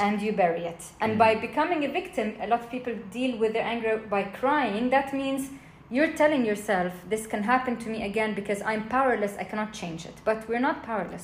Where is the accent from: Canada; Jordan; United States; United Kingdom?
Jordan; I grew up in Jordan